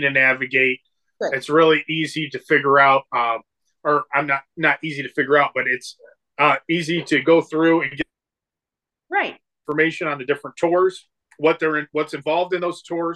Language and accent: English; Cleveland, Ohio, United States; also born or lived in Pittsburgh, Pennsylvania; I was born in Pittsburgh and moved here when I was young